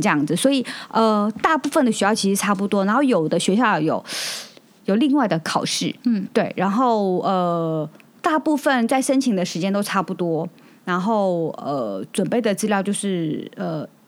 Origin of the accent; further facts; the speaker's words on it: Taiwan; also born or lived in South Korea; 我在韩国出生，但是我大概三岁就回来台湾